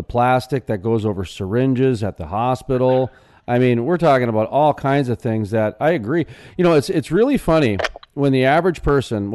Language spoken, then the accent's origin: English; North Dakota, United States